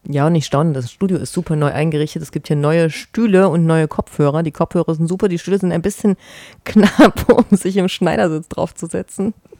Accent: East Germany, Germany; moved away; ich komme ja eigentlich aus dem Osten Deutschlands

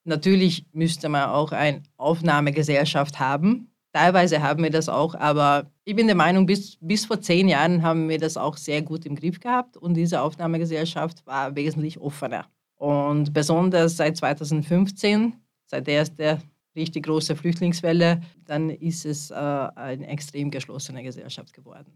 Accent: Hungary; now in Linz, Austria; ich bin eine Ungarin

